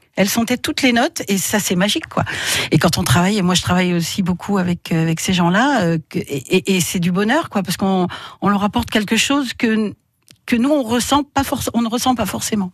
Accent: Drôme, Auvergne-Rhône-Alpes, France; je suis née dans la Drôme, voilà donc je suis allée à l'école dans la Drôme, donc moi je suis restée, je suis une vraie

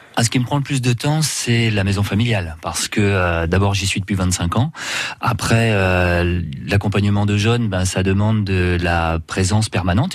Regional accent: Guingamp, Brittany, France; moved away as an adult; je suis né à Guingamp et naturellement j'ai fait mes études là-bas.

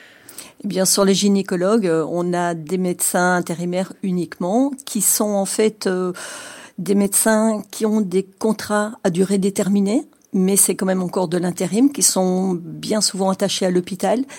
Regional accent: Dordogne, Nouvelle-Aquitaine, France; dans des campagnes comme chez nous en Dordogne

